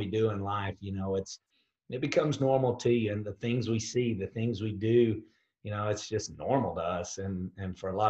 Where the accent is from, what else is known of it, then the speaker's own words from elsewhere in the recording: Dallas, Texas, United States; I'm from the United States, but in Texas in particular, in the Dallas area of Texas. So, you know, that's where I call home.